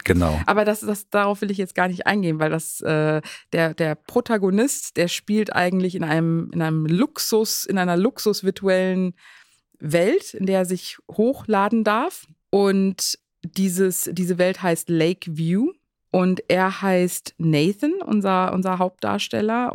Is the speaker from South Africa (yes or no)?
yes; South Africa; now in Germany; ich bin ja selber in Südafrika zur Schule gegangen